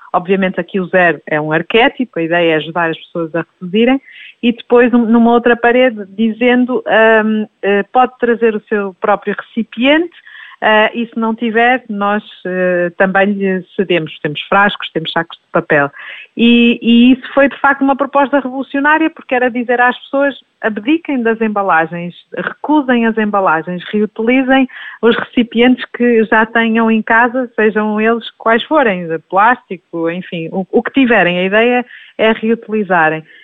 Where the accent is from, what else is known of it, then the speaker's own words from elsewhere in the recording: Minho, Portugal; now in Lisbon, Portugal; eu sou minhota, portanto, vimos os dois de pequenas comunidades tivemos o privilégio de nascer e crescer perto da, da natureza